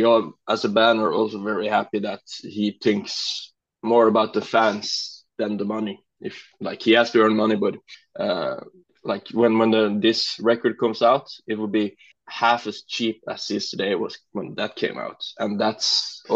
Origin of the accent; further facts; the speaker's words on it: Norway; English is a second language; now in Kristiansand, Norway; my hometown, which is east from here, and then I moved to Kristiansand, where I am now